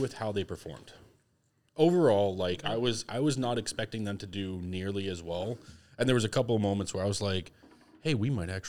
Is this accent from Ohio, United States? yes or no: no; Massachusetts, United States; I mean, I'm from Massachusetts. I've seen cranberry bogs.